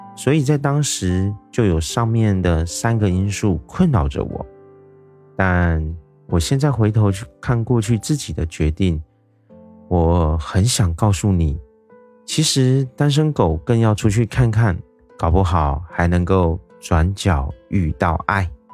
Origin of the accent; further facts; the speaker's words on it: Taiwan; 我是一位来自台湾的一位小哥哥